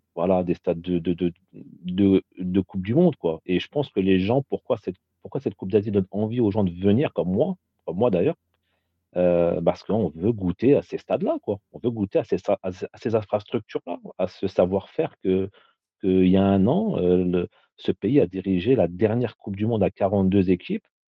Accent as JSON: {"language": "French", "town": "Paris", "region": "Île-de-France", "country": "France", "said": "je suis parisien"}